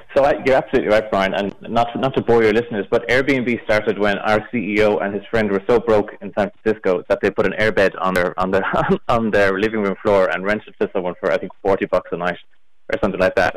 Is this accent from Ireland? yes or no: yes; Galway, Connacht, Ireland; now in Dublin, Ireland; I'm from Galway.